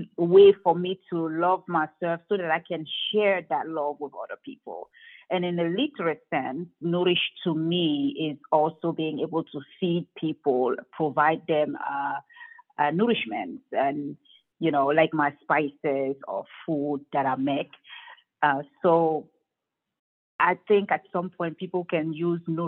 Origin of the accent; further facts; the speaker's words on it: Cameroon; moved away; growing up in Cameroon